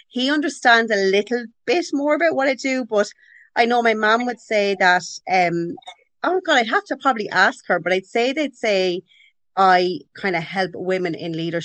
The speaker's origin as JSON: {"language": "English", "town": "Carlow", "region": "Leinster", "country": "Ireland", "tie": "born or raised there", "also_born_or_lived": "London, United Kingdom", "said": "I grew up in Carlow in Ireland"}